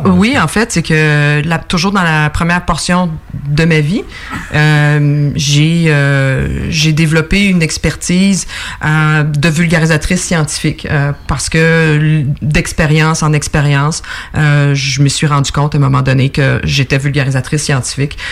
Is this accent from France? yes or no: no; Estrie, Quebec, Canada; moved away as an adult; also born or lived in Montreal; j'habite euh, plutôt l'Estrie maintenant